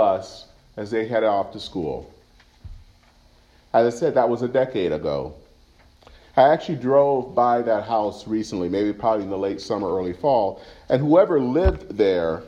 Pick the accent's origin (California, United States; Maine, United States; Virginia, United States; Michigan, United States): Michigan, United States; Flint; moved away; When I was back home growing up in Michigan, not too far from my house in Flint